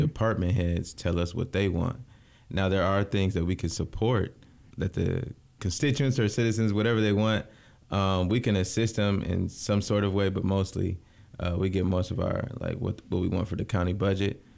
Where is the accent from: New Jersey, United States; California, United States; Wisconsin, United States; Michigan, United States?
Michigan, United States; Lansing; born and raised in South Lansing.